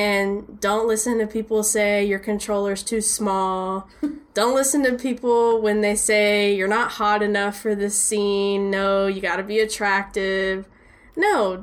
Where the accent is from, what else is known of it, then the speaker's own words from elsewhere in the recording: Dallas, Texas, United States; growing up in Dallas in this scene